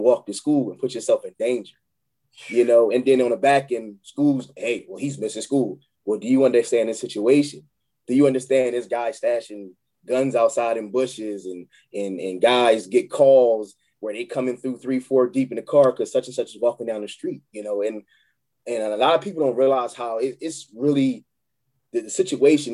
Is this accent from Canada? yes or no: no; Chester, Pennsylvania, United States; moved away; I'm from Chester, PA